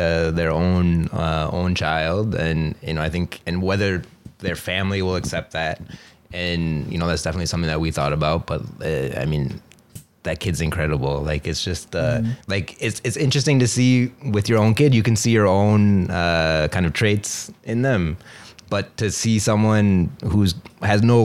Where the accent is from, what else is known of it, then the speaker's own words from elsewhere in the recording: Wisconsin, United States; moved away as an adult; also born or lived in Chennai, India / Vancouver, Canada; now in India; I grew up in Wisconsin.